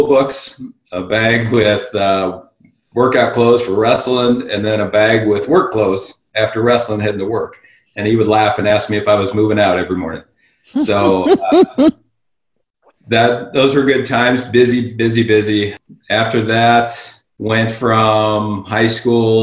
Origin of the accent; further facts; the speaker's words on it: Seattle, Washington, United States; now in Oregon, United States; I grew up in Seattle.